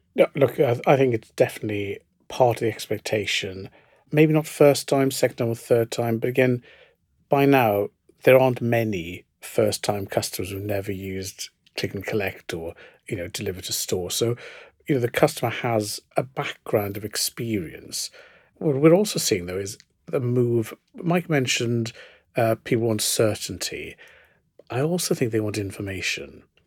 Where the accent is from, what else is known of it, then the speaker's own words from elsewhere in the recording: South Wales, United Kingdom; I grew up in South Wales in the nineteen seventies